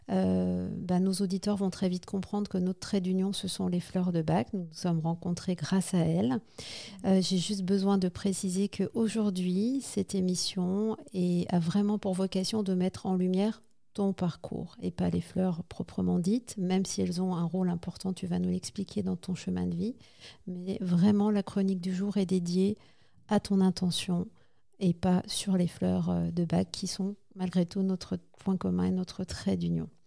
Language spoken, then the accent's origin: French; Haute-Savoie, Auvergne-Rhône-Alpes, France; je viens de Haute-Savoie. J'habite un tout petit